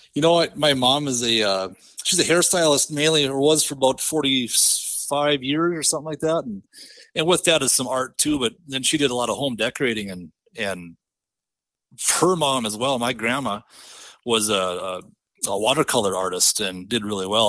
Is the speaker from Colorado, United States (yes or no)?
no; northwest of Bismarck, Southern North Dakota, United States; I grew up in Southern North Dakota, kinda just northwest of Bismarck a little bit